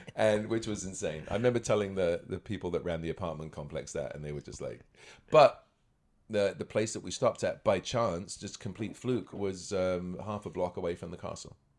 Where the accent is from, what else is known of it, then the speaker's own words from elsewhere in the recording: United Kingdom; moved away as an adult; also born or lived in Scotland / Los Angeles; now in Toronto, Canada; I was born in Scotland, grew up near London